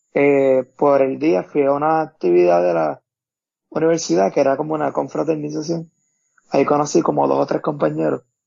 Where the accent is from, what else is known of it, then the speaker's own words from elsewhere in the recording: Camuy, Puerto Rico; also born or lived in Arecibo, Puerto Rico; Nací en Arecibo, pero soy de Camuy